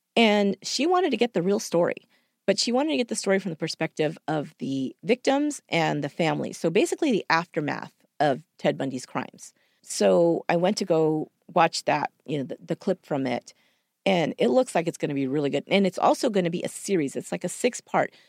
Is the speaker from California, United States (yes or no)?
yes; San Jose, California, United States; here in my hometown. I live in San Jose